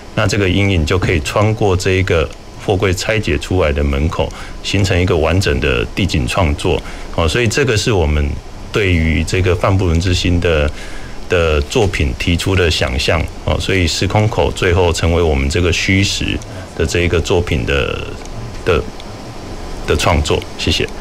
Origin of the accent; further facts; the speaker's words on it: Kaohsiung, Taiwan; moved away as an adult; 我也是高雄长大，而且，呃，西子湾啊，其实是我还蛮常从小活动的地带